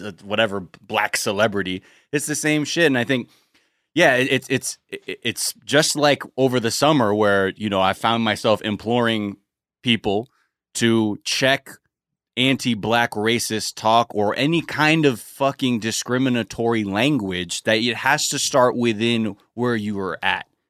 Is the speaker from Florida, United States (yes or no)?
no; California, United States; I grew up in California